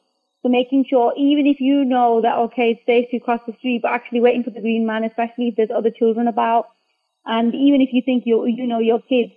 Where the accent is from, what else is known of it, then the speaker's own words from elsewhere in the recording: Bradford, Yorkshire and the Humber, United Kingdom; I'm from Bradford